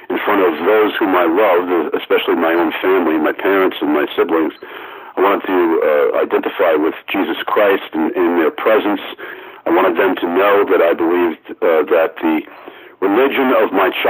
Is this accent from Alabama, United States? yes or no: no; Amityville, New York, United States; born or raised there